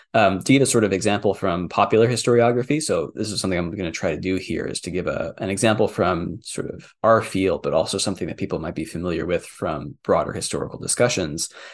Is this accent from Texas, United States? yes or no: yes; Texas, United States; I grew up in Texas